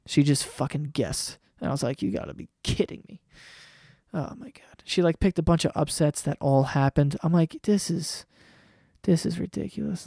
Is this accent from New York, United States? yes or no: yes; New York, United States; I'm from New York